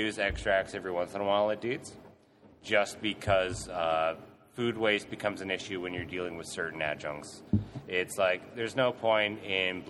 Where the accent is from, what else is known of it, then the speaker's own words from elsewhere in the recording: Canada; now in Australia; I'm from Canada